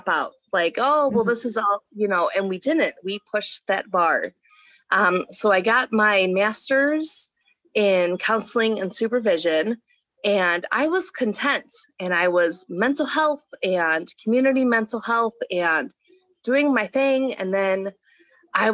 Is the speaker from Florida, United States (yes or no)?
no; Chicago, Illinois, United States; moved away as an adult; also born or lived in Paducah; I was born and raised in Chicago, Illinois, and I love it. I'm a city girl